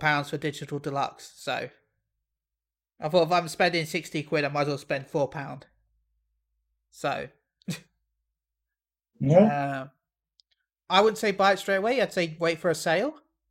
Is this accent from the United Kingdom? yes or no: yes; United Kingdom; I'm British